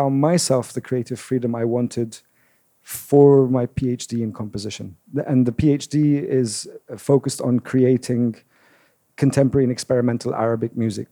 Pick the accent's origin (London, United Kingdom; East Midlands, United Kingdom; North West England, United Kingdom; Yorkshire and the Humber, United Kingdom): London, United Kingdom; also born or lived in Damascus, Syria; I was born in Damascus. We moved to London when I was 9.